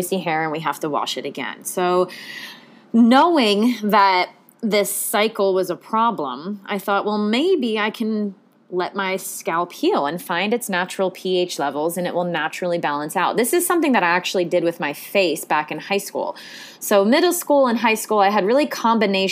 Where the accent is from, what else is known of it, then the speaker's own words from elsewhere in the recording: the Ocean State, Rhode Island, United States; I grew up in the Ocean State